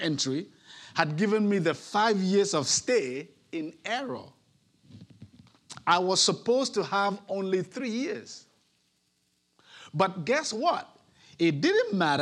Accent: Nigeria; moved away as an adult; also born or lived in Netherlands; now in Houston, United States; I myself am an immigrant. While I had the luxury of migrating from my home country, Nigeria, to the Netherlands for religious work

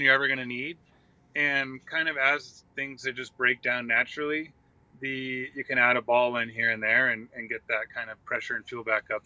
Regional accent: Santa Cruz, California, United States; I grew up in like Santa Cruz, between Santa Cruz, California, and Monterey

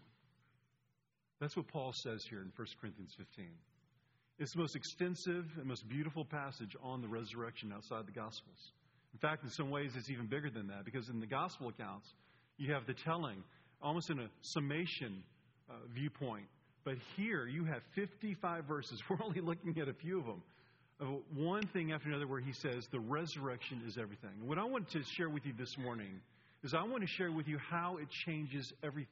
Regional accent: Atlanta, Georgia, United States; I'm from Atlanta, and I went to Furman University

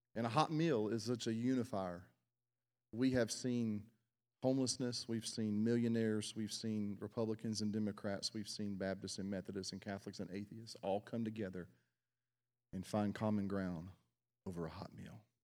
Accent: South Mississippi, United States; I was born in South Mississippi

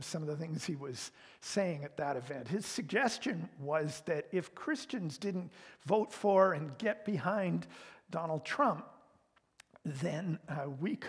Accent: Canada; I am Canadian

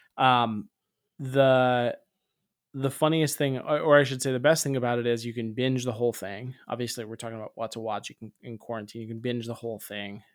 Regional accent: Tampa, Florida, United States; I'm from Tampa, Florida

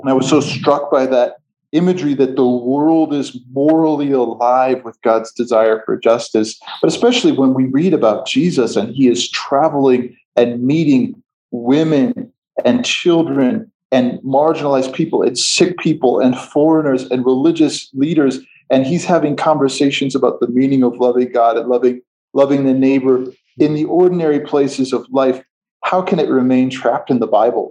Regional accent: outside of Chicago, Midwest, Illinois, United States; moved away as an adult; now in Ethiopia; I was born and raised outside of Chicago in the Midwest of the United States

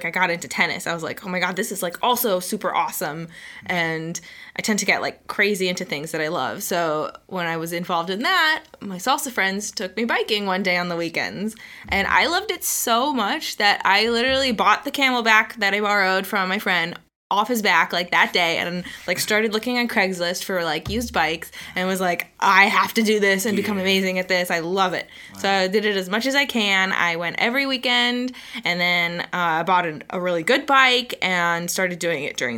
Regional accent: St. Petersburg, Florida, United States; also born or lived in Miami; I grew up in St. Pete

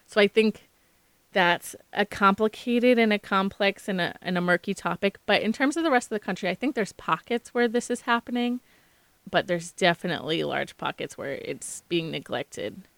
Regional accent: Maynard, Massachusetts, United States; also born or lived in Concord, Massachusetts; now in Boston, United States; I grew up in Maynard, Massachusetts, in Concord, Massachusetts, which is ten minutes away

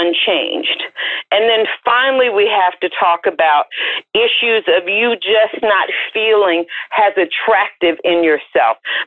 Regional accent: the South, United States; I'm from the South, so my mother is not called Mother. She's called Mama.

